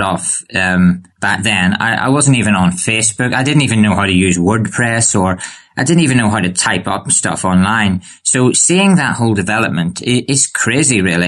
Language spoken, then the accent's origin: English; Bangor, Northern Ireland, United Kingdom; I'm from Northern Ireland